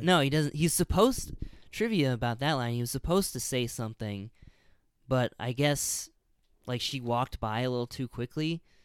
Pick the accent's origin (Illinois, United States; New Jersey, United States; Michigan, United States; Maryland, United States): Illinois, United States; I grew up in Illinois